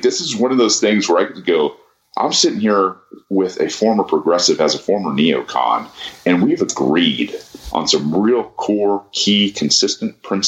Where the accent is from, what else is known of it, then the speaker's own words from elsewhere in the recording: Atlanta area, Georgia, United States; we went to the same high school